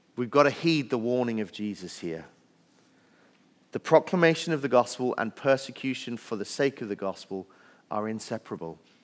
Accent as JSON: {"language": "English", "region": "Wales", "country": "United Kingdom", "tie": "born or raised there", "moved": "yes", "said": "I grew up in Wales where there are more sheep than people"}